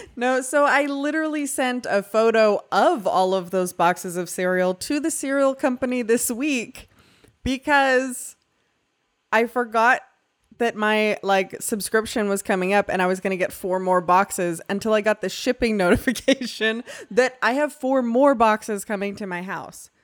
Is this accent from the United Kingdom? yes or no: no; Canada; now in Texas, United States; I grew up in Canada